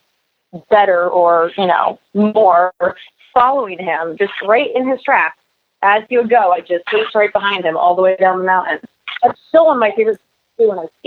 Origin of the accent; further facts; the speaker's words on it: Newport Beach, California, United States; I was born in Newport Beach, and so was my sister. So that's kind of where we hail from